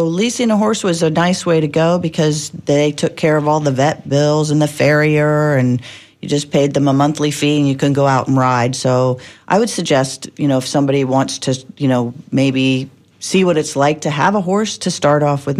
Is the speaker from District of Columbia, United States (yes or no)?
yes; Washington, District of Columbia, United States; I grew up in Washington, D.C., and used to go out to my grandfather's farm in Leesburg, Virginia.